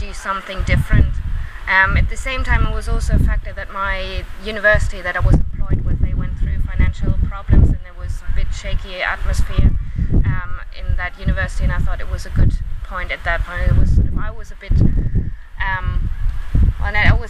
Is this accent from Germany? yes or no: yes; Germany; moved away as an adult; also born or lived in United Kingdom; now in Zanzibar, Tanzania; Originally, I'm from Germany